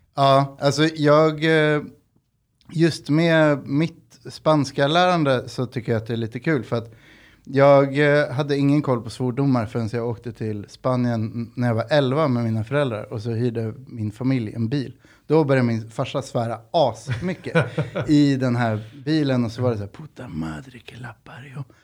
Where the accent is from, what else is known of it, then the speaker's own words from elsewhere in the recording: Sweden; jag är född i Sverige, farsan är uruguaysk